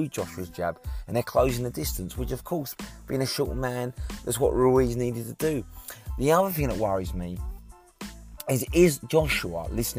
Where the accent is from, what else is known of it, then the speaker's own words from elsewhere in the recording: United Kingdom; as a Brit